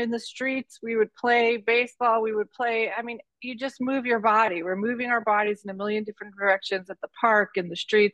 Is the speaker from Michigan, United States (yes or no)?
yes; Detroit, Michigan, United States; I was born in Detroit, Michigan, and my mom was a single mom, and my brothers and I kind of ran around the streets of Detroit and played a lot of sports